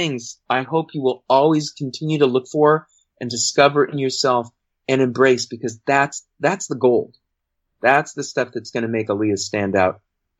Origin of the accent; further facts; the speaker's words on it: San Fernando Valley, Southern California, United States; also born or lived in New Mexico; I moved from New Mexico when I was 3 into Southern California, and I've grown up here as well, and pretty much a Valley boy and a Southern California guy, but mostly a Valley boy.